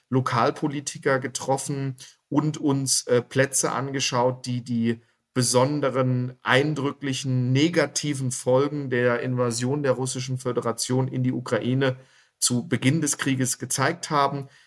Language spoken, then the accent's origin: German; Dortmund, North Rhine-Westphalia, Germany; born there; moved away as an adult; now in Augsburg, Germany; Gebürtig bin ich aus Dortmund, aber als ehemaliger Offizier der Bundeswehr wurde ich durch die ganze Republik geschickt und bin im wunderschönen Bayern hängen geblieben und lebe hier mit meiner Familie und meinen zwei Kindern in Augsburg.